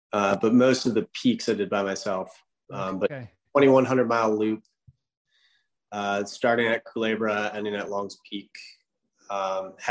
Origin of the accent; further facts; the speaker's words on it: Michigan, United States; moved away as an adult; I grew up in Michigan